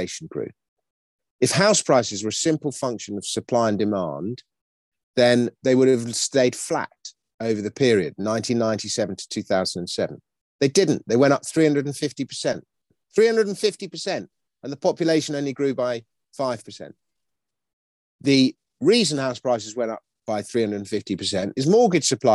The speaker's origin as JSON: {"language": "English", "region": "London", "country": "United Kingdom", "tie": "born or raised there", "said": "I grew up in Kensington. And we had a house in Kensington"}